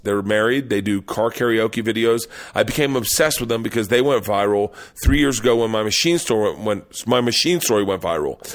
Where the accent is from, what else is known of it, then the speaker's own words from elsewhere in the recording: the South, United States; I grew up in the South